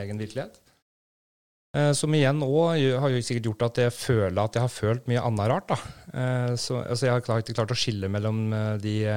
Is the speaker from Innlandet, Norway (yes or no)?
yes; Brumunddal, Innlandet, Norway; Jeg er født og oppvokst i Brumunddal.